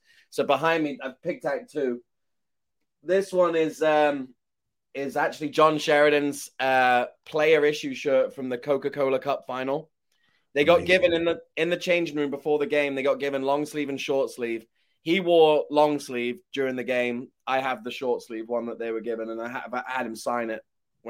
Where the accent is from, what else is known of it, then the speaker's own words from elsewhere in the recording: Shrewsbury, West Midlands, United Kingdom; moved away as an adult; now in United States; growing up in Shrewsbury